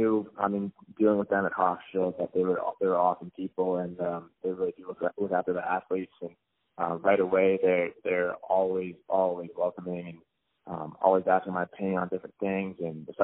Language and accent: English; Canada; also born or lived in Long Island; I'm Canadian